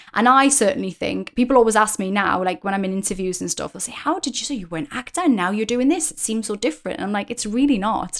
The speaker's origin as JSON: {"language": "English", "country": "United Kingdom", "said": "as a British person"}